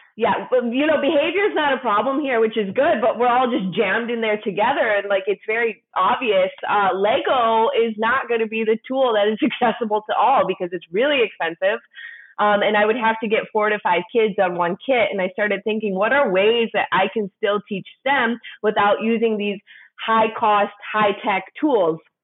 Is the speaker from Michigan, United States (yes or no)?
yes; Detroit, Michigan, United States; moved away as an adult; now in India; I'm from Detroit, Michigan, and I started teaching there